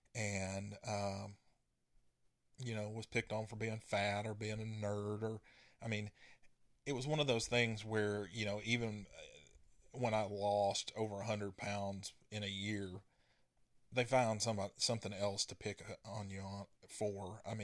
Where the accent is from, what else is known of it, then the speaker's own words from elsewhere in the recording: Texas, United States; born there; So, I was born in East Texas, and my dad worked in the oil field, and we moved 4 times before I reached the 5th grade.